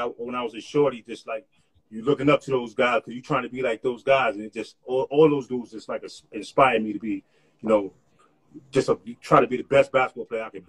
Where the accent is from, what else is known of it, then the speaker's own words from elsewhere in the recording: Harlem, New York, United States; I'm from Harlem. So I'm from